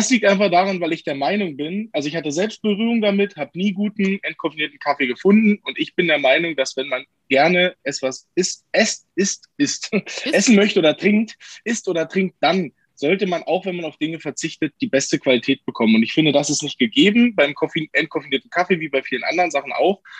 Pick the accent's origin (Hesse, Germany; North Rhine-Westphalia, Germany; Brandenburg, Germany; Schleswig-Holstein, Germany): Brandenburg, Germany; Potsdam; also born or lived in Bad Saarow; now in Hamburg, Germany; ich bin geboren in der Nähe von äh, Berlin in Bad Saro bei Frankfurt oder und bin Potsdamer.